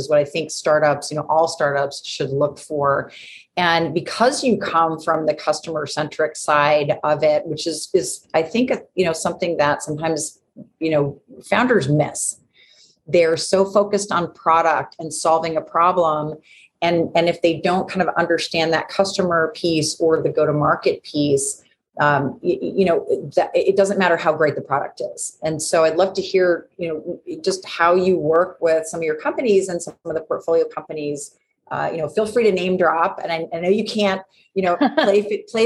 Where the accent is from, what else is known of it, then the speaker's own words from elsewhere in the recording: New York, United States; I'm from New York